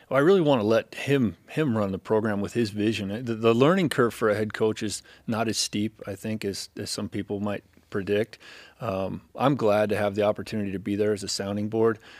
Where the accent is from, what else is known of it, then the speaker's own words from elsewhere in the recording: California, United States; moved away; I grew up in California